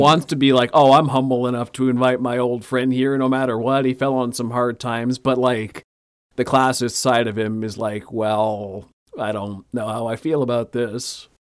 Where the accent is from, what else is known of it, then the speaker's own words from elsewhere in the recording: Canada; I'm coming from Canada